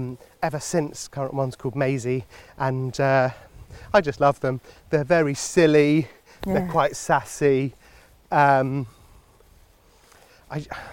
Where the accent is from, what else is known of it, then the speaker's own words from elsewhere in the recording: London, United Kingdom; moved away as an adult; now in Oxfordshire, United Kingdom; I've always lived in London. I guess I've sort of associated myself with being a Londoner